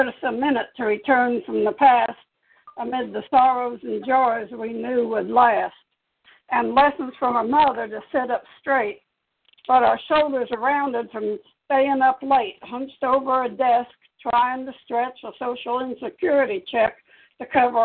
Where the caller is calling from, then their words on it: Topeka, Kansas, United States; I'm calling from Topeka, Kansas